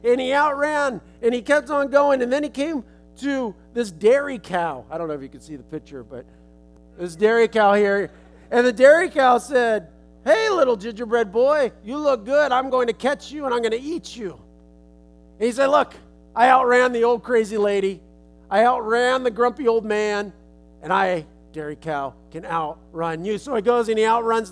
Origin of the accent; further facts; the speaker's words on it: Los Angeles, California, United States; I'm from California, I'm from Los Angeles